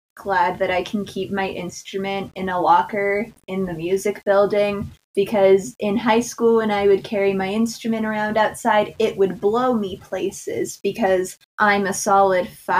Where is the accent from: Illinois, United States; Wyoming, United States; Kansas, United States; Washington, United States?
Wyoming, United States; Not by a whole lot, because I'm still from Wyoming, but even after living in the state for over 10 years, I'm still not used to it.